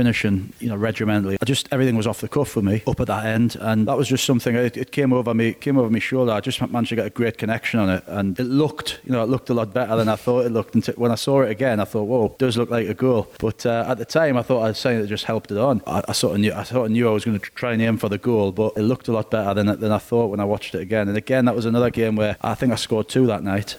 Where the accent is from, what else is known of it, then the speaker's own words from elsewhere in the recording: Newcastle upon Tyne, North East England, United Kingdom; I'm as devastated as any Geordie